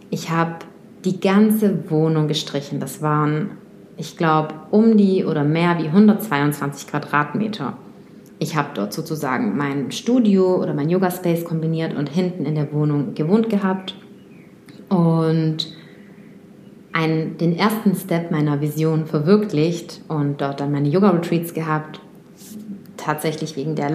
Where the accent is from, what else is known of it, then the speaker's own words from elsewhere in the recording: Moscow, Russia; born there; German is a second language; ich bin in Moskau geboren, ich bin in Russland zur Welt gekommen und habe dann auch schon oft meinen Wohnort gewechselt.